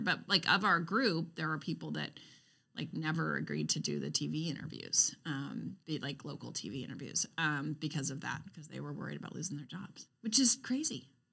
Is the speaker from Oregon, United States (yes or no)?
yes; Roseburg, Oregon, United States; moved away; I grew up in Roseburg. I went to Roseburg High School.